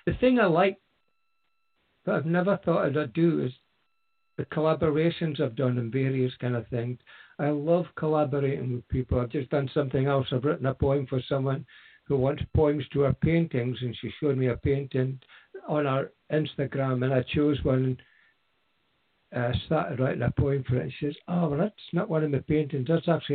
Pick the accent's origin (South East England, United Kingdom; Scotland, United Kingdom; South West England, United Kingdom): Scotland, United Kingdom; Aberdeen; moved away as an adult; now in near Fraserburgh, United Kingdom; I come from Aberdeen, which is 40 miles or so south